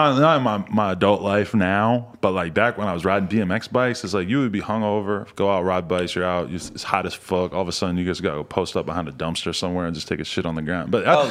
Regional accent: Massachusetts, United States; now in Los Angeles, United States; I'm from like right outside Boston, but more in the fucking, you know, you could just like, all right, this is the biggest difference between like L.A. and where I'm from my perspective, is that where I grew up

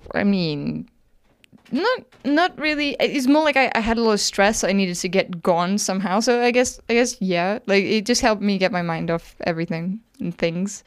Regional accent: Wales, United Kingdom; moved away; I grew up in Wales.

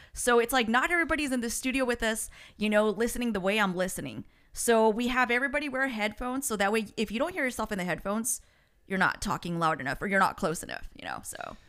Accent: United States; first language Spanish; English is a second language; me and my brother Frank were the only ones born here in the States.

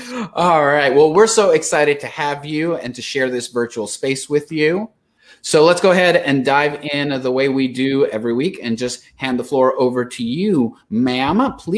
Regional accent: Austin, Texas, United States; I come from Austin. Small little blue.

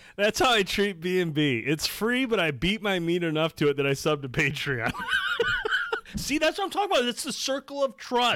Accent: Shields, Michigan, United States; I grew up in Shields.

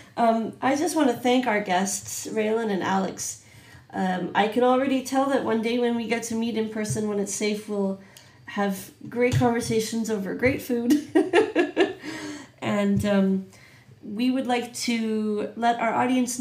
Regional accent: Canada; I'm Canadian

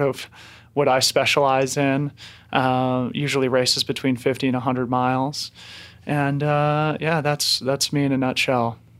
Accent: Boulder, Colorado, United States; who I grew up with here in Boulder

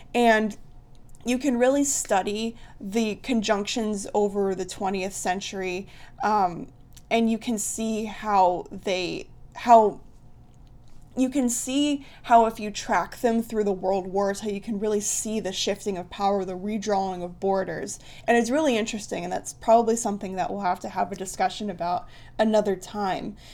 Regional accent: Columbus, Ohio, United States; I'm from Columbus, Ohio.

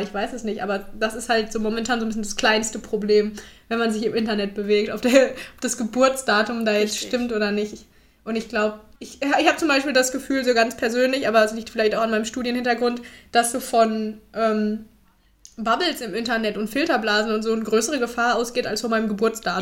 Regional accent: Bad Salzuflen, North Rhine-Westphalia, Germany; moved away as an adult; also born or lived in Erfurt; ich komme ganz ursprünglich aus Lippe, aus dem Lipperland

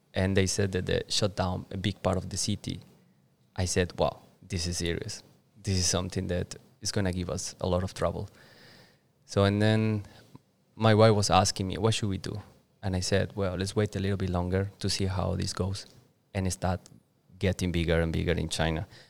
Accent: Duitama, Boyacá, Colombia; English is a second language; moved away as an adult; now in Bali, Indonesia; my hometown, with Duitama.

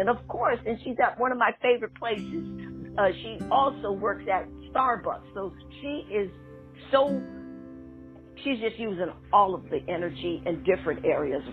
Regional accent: Schenectady, New York, United States; from my hometown, Schenectady, New York

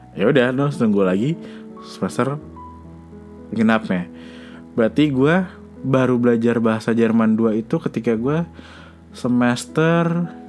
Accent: Indonesia; ketika gue kecil, gue nggak mau tinggal di Indonesia gitu. Gue mau pindah dari sini

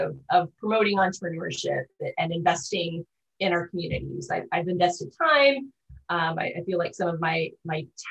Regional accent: O'Neill, Nebraska, United States; also born or lived in Boyd County, Nebraska; I am a lifelong resident of Northeast Nebraska. So I was actually born in O'Neill, attended grade school, junior high in O'Neill

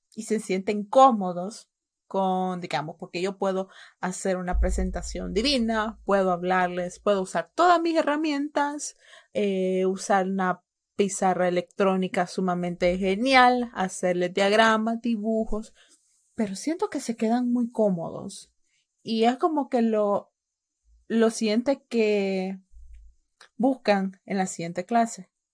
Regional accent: El Salvador; mis padres eran salvadoreños

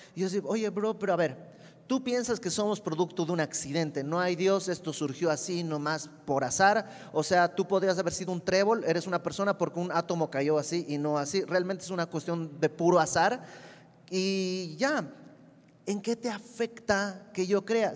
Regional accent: Bolivia; now in Mexico; yo soy de Bolivia y mis amigos en Bolivia

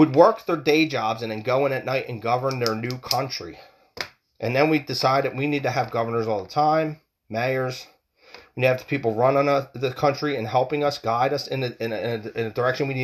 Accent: United States; We are American people

